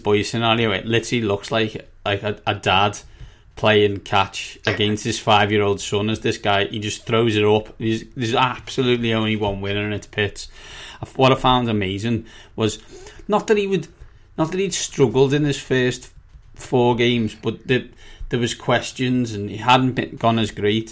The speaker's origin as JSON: {"language": "English", "town": "Liverpool", "region": "North West England", "country": "United Kingdom", "said": "I'm from Liverpool."}